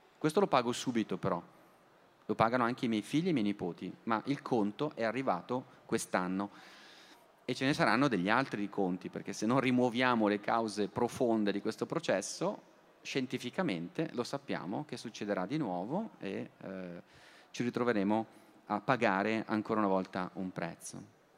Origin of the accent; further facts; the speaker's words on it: Bergamo, Lombardy, Italy; Io poi sono bergamasco